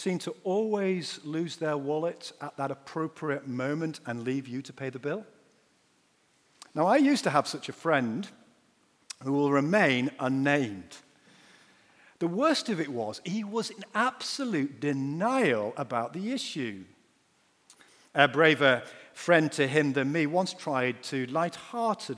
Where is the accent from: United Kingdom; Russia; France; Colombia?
United Kingdom; Yorkshire and the Humber; I'm a Yorkshireman